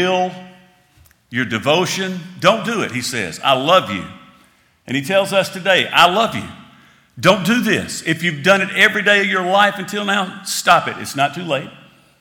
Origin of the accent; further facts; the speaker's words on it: United States; As an American